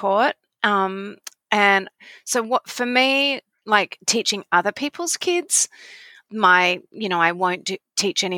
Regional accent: Australia; moved away as an adult; now in Virginia, United States; I'm an Australian. I've been living in Virginia

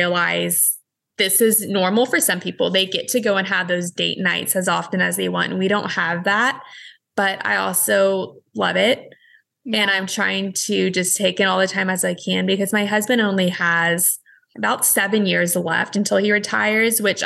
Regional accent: Texas, United States; moved away as an adult; now in California, United States; My hometown is about 2.5 hours away.

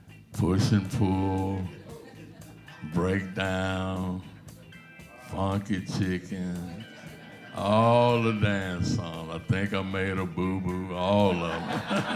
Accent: Memphis, Tennessee, United States; I was raised over in South Memphis in Ellison Heights, went to Hamilton High School.

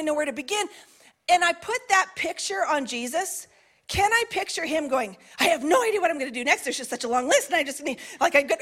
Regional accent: Canada; as a Canadian

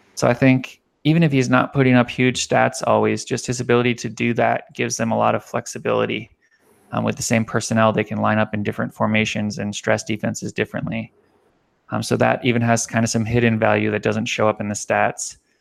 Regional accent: Miami, Florida, United States; moved away; I grew up in Miami

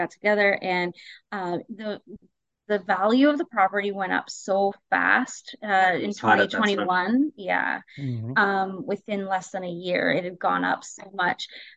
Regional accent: North Bay, Ontario, Canada; moved away; I'm from North Bay and I have a lot of family there, so I visit lots

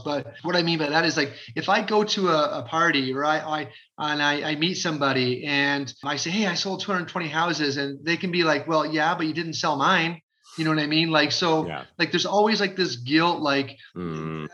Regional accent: Crystal Beach, Ontario, Canada; when I was a high school kid, to live in Crystal Beach

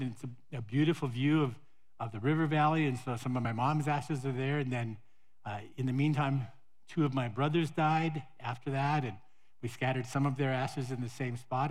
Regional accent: Montana, United States; moved away; my hometown in Montana

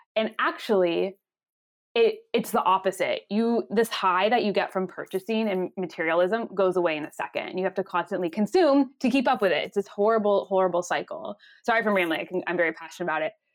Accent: Los Angeles, California, United States; moved away as an adult; I'm originally from Los Angeles, California, and I grew up

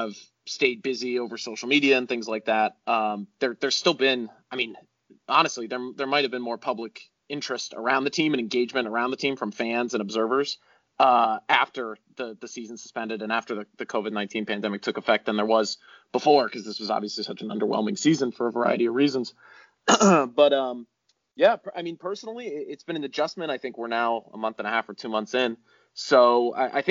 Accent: New Haven area, Connecticut, United States; moved away as an adult; now in Chicago, United States; I'm from Connecticut originally, just outside the New Haven area, a suburb just outside of there, where I grew up

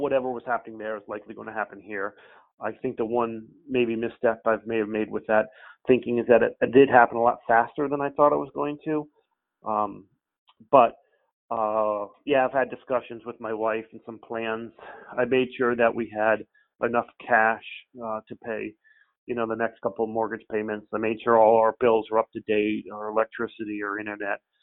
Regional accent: Albany, New York, United States; moved away as an adult; also born or lived in Cape Cod, Massachusetts; now in Falmouth, United States; We're from the Albany, New York area

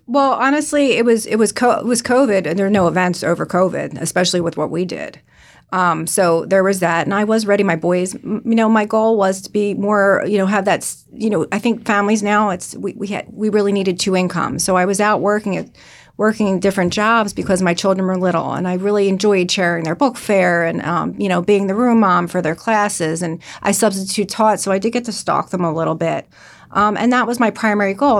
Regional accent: Bucks County, Pennsylvania, United States; moved away as an adult; now in New Jersey, United States; I'm originally from Bucks County

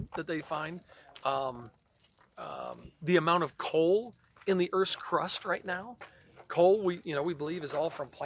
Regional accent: Peoria, Illinois, United States; I was born in Peoria

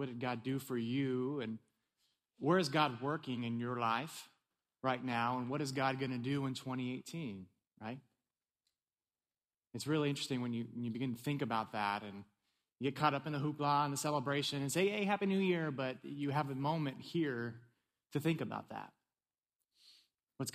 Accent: California, United States; also born or lived in East Tennessee; now in Maryland, United States; I'm originally from California, so I made the move to East Tennessee

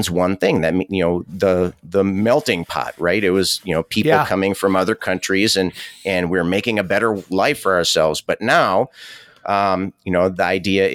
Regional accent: United States; I'm proud to be an American

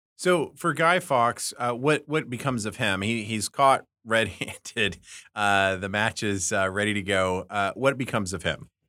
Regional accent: United States; also born or lived in Britain; as an American

